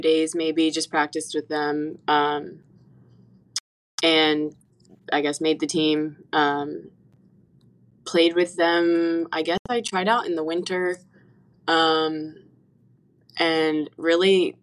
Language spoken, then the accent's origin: English; Norfolk, Virginia, United States; I am from Norfolk